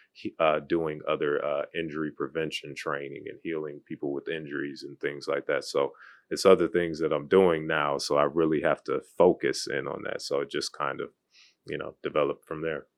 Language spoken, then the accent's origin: English; Cleveland, Ohio, United States; moved away as an adult; now in Charlotte, United States; originally from Cleveland, Ohio. So went to high school there, grew up there, played basketball there.